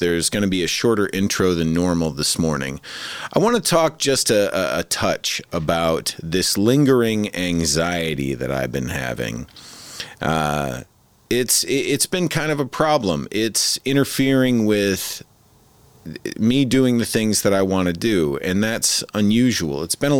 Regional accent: Midwest, United States; I'm originally from the Midwest, so snow.

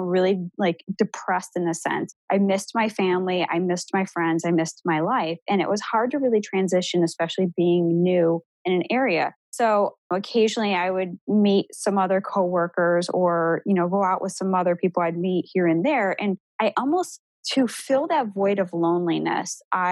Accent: Buffalo, New York, United States; moved away as an adult; now in Columbus, United States; I'm not originally from Columbus, Ohio. I'm from Buffalo, New York

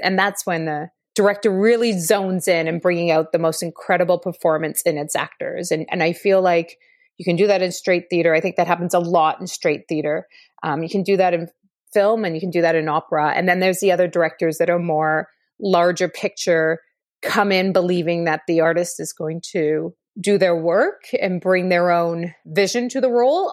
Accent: Ottawa, Ontario, Canada; now in Toronto, Canada; I was born and raised in Ottawa

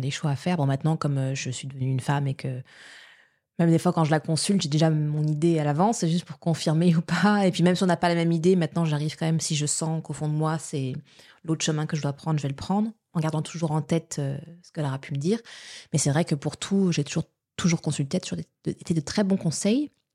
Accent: Paris, Île-de-France, France; moved away; also born or lived in Quebec; je suis née à Paris, mais j'ai grandi étant bébé à Paris, mais on a vite déménagé après en, banlieue

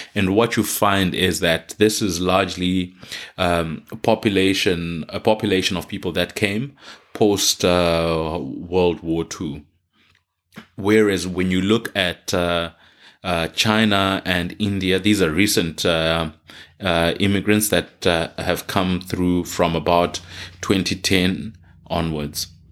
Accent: Zimbabwe; now in Queensland, Australia; my home country, Zimbabwe

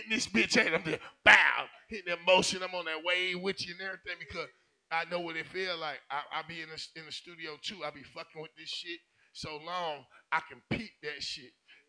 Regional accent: Atlanta, Georgia, United States; I'm from Campbellton Road. I'm from the SWAT.

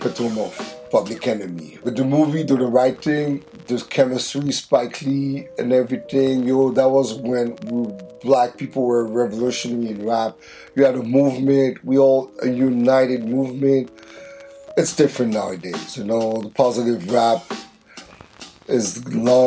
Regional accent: Montreal, Quebec, Canada; from our hometown of Montreal, where we're in Canada, if you don't know, next to Toronto. We're from Quebec

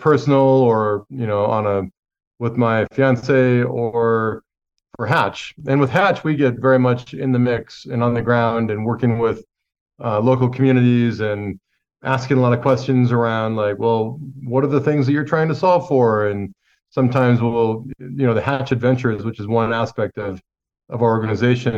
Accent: Montana, United States; I grew up in Montana

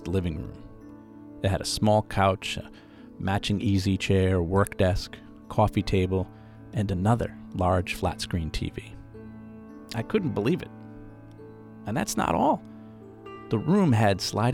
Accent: Boston, Massachusetts, United States; Now, I'm from the Boston area

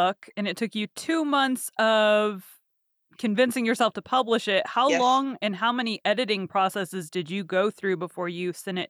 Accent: Texas, United States; I've been born and raised in Texas, so a mm-hmm. lot of my family have like Southern accents. I don't.

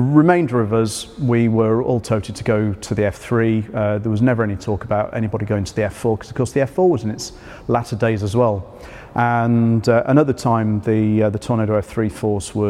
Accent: Yorkshire and the Humber, United Kingdom; moved away; I grew up in North Yorkshire, though not that part of. Mm-hmm. I grew up on the coast

